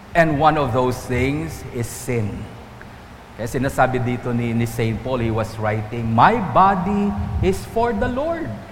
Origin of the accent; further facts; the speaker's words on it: Antique, Western Visayas, Philippines; Doon sa amin sa Antique